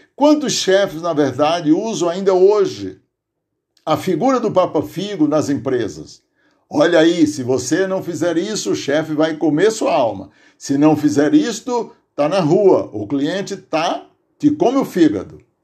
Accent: Aurora, Ceará, Brazil; now in Santo André, Brazil; minha memória de criança, lá no sítio Tipi, distrito de Aurora, onde nasci

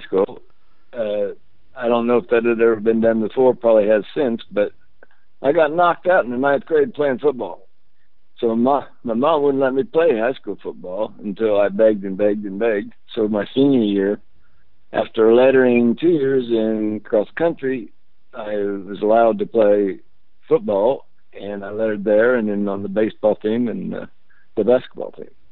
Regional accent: Alexandria, Indiana, United States; also born or lived in Redkey, Indiana / Muncie, Indiana; I'm not from Muncie. First thing, I uh, was born and attended the fifth grade at Alexandria

